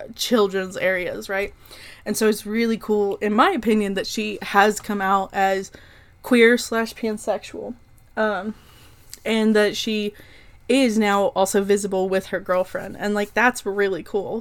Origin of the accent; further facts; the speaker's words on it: Oklahoma, United States; I'm from Oklahoma.